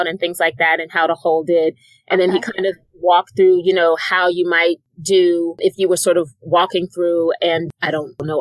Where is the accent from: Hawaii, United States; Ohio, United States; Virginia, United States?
Virginia, United States; Alexandria; I'm from Alexandria, Virginia